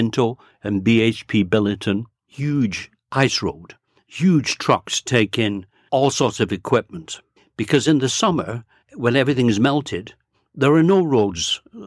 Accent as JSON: {"language": "English", "town": "Bolton", "region": "North West England", "country": "United Kingdom", "tie": "born or raised there", "also_born_or_lived": "Glasgow / London, Ontario / Grey County, Ontario", "moved": "as an adult", "lives_now": "Canada", "said": "In 1949, I moved to Bolton, Lancashire. That's where I grew up. That's where I picked up my accent"}